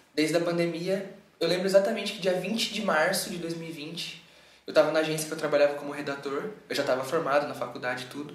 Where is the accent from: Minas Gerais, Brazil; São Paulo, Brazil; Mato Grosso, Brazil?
São Paulo, Brazil; Indaiatuba; also born or lived in Campinas; eu tava em Dayatuba de volta e cresci em Dayatuba